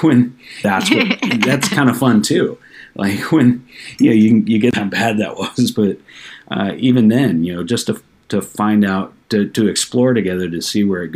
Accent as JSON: {"language": "English", "region": "Texas", "country": "United States", "tie": "born or raised there", "also_born_or_lived": "Portland, Oregon / Seattle", "moved": "yes", "lives_now": "Granbury, United States", "said": "I grew up in Texas, but not a small town"}